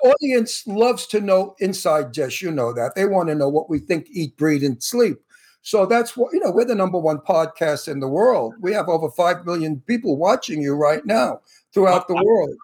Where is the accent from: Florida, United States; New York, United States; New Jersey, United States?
New York, United States; New York City; now in California, United States; I came from the projects of, of Brooklyn